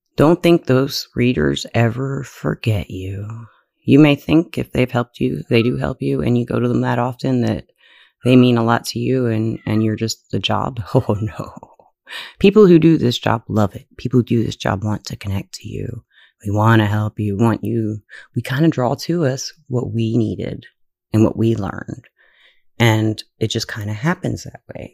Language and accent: English; Alabama, United States; I was from Alabama